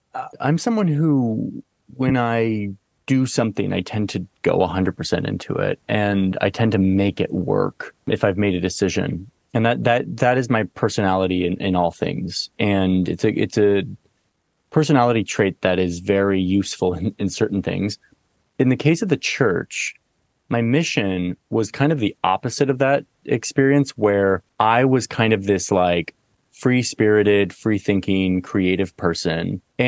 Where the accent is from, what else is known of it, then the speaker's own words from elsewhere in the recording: Southern Oregon, United States; So I grew up in Southern Oregon, not the Mecca. I grew up in actually a very like hippie liberal town, but it was a liberal town that was surrounded by like kind of these libertarian counties in Southern Oregon.